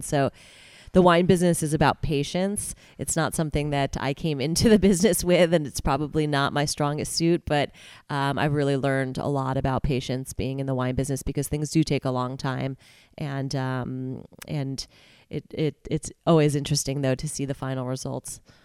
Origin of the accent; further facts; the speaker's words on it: New Jersey, United States; moved away as an adult; also born or lived in Manhattan, New York; now in California, United States; I was born in Manhattan, raised in New Jersey, went to high school there and everything